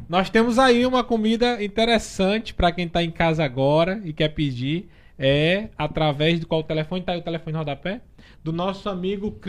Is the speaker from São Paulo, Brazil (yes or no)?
no; Pará, Brazil; Ah, o... minha terra. Pará.